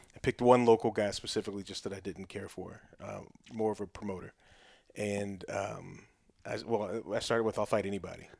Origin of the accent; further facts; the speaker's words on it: Oklahoma, United States; growing up in Oklahoma as a running back